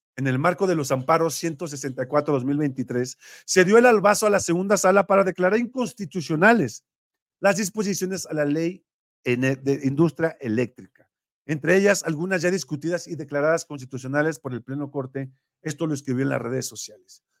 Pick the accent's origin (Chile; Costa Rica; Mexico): Mexico; nuestra nación como mexicanos